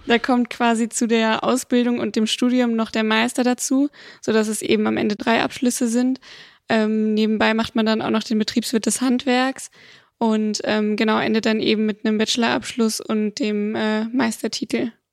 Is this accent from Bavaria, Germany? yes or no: no; Bonn, North Rhine-Westphalia, Germany; also born or lived in Siegburg; komme eigentlich aus Holzler und bin geboren in Siegburg